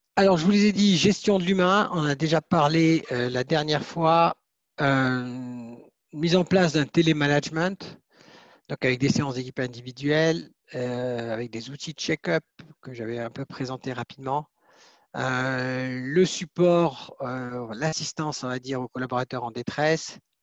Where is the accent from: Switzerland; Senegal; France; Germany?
Switzerland; chez nous en Suisse